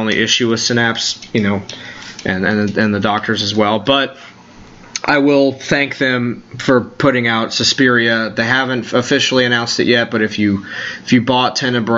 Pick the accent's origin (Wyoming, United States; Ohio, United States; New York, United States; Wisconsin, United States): New York, United States; I'm a New Yorker